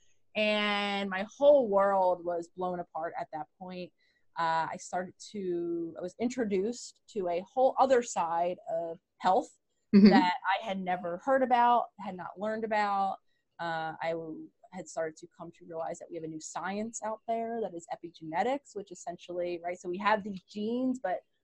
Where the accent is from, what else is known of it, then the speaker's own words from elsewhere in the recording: Philadelphia, Pennsylvania, United States; I am born and raised in Philadelphia, which is where I currently live